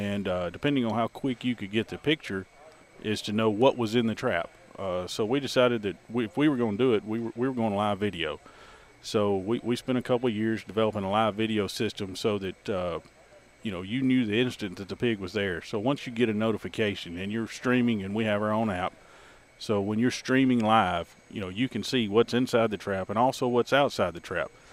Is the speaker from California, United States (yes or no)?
no; Alabama, United States; also born or lived in Mississippi; now in Crawford, United States; I was born and raised in Alabama, and I went to Mississippi State University